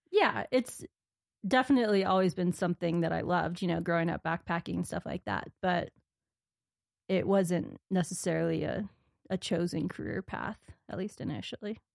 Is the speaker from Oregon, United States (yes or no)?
yes; Corvallis, Oregon, United States; moved away as an adult; also born or lived in Minnesota / Rocky Mountains; now in Montana, United States; I grew up in Oregon, Corvallis, Oregon